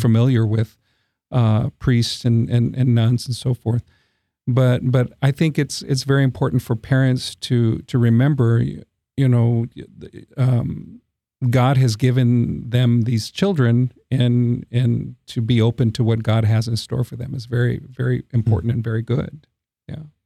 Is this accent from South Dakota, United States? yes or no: no; San Antonio, Texas, United States; also born or lived in Brownsville, Texas / Corpus Christi, Texas / Midland, Texas / Eagle Pass, Texas; half of that time has been in my hometown of San Antonio